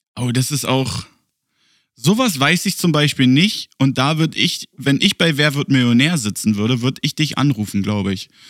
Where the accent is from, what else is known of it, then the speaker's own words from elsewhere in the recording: Germany; now in Berlin, Germany; Bei uns in Deutschland